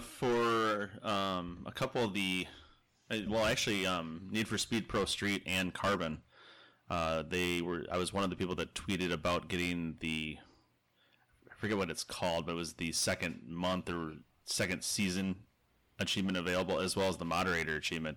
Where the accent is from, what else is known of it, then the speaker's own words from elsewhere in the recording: Minnesota, United States; I'm from Minnesota